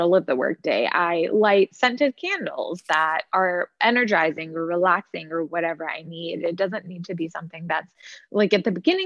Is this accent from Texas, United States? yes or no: yes; Dallas, Texas, United States; moved away as an adult; also born or lived in Boston; I'm originally from Dallas and I went to Boston University